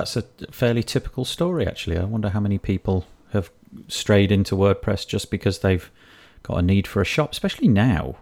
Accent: Yorkshire and the Humber, United Kingdom; being the Yorkshireman that I am

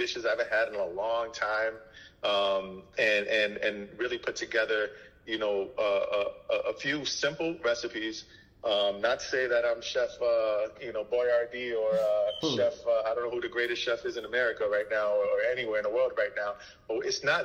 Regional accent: New York City, New York, United States; first language Haitian Creole; English is a second language; Creole was probably my first language. I grew up in Brooklyn.

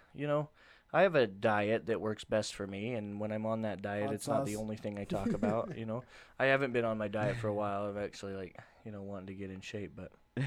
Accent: Salt Lake City, Utah, United States; It's in my hometown

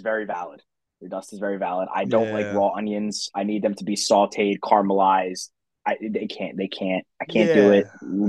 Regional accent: New Jersey, United States; I don't want to even say I'm from New Jersey because of this.

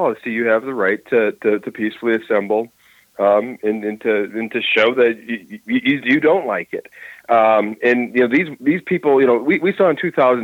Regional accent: Minnesota, United States; it was here in our state. I'm from Minnesota

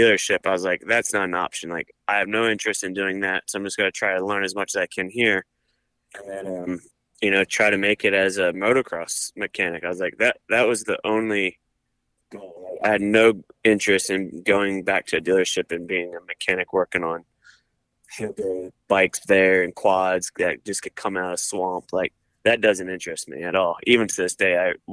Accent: Maryland, United States; I grew up in Maryland

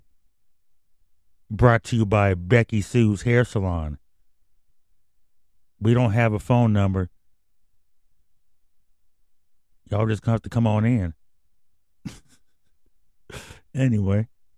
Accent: the West, West Coast, United States; I'm from the West.

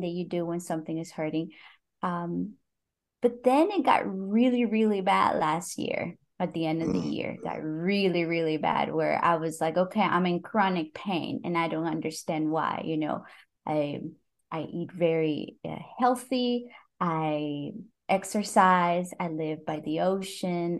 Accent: Costa Rica; English is a second language; moved away; also born or lived in Brazil; I'm from Costa Rica, but you know, my English was decent enough

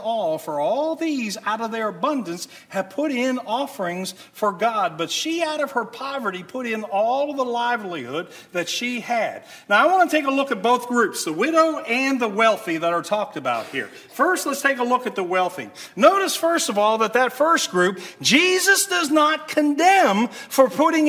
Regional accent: United States; As American Christians

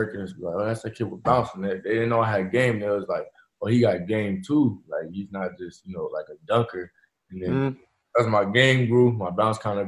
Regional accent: San Diego, California, United States; I'm from Southeast San Diego

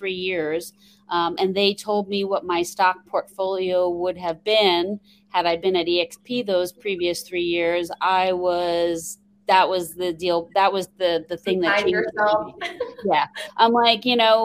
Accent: New York, United States; accent: New York twang; now in Phoenix, United States; I'm originally from New York, so you will hear a little bit of a New York twang every once in a while. Born and raised there, and now I live in Phoenix, Arizona.

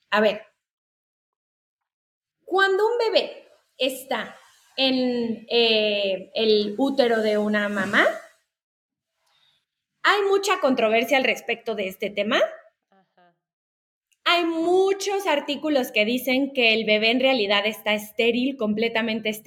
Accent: Puebla, Mexico; born there; Yo estaba, eh, nací en Puebla, pero bueno, ya van para allá.

